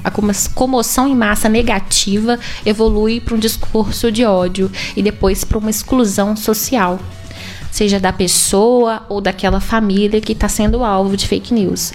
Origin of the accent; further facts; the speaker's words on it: Itabirito, Minas Gerais, Brazil; eu sou natural de Itabirito, e estudei na escola, estudei no Tiburcio por oito anos